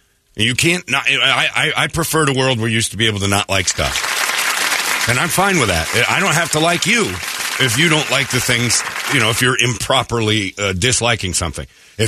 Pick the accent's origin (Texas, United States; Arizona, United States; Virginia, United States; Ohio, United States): Arizona, United States; Maryvale; I grew up in Maryvale. I went to Maryvale High School. I'm a local artist.